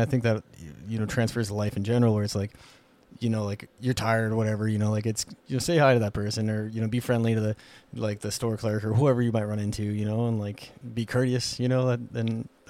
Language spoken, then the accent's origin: English; Whitehall, Montana, United States; growing up in Whitehall, you know, like wide open places